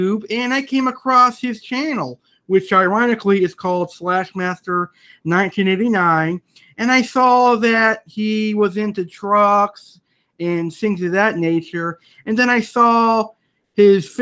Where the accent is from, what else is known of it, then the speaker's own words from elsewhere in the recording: United States; I'm an American